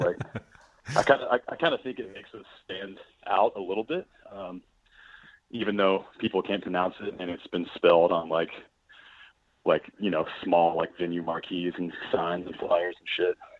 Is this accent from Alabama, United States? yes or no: yes; Birmingham, Alabama, United States; also born or lived in Montgomery, Alabama / Nashville, Tennessee; I was born in Montgomery, Alabama, then moved here as a kid, Birmingham. Grew up here